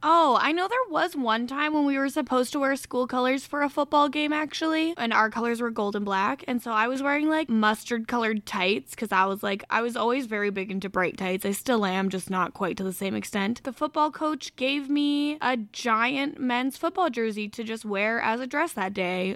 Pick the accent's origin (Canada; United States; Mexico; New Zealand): Canada; I'm Canadian.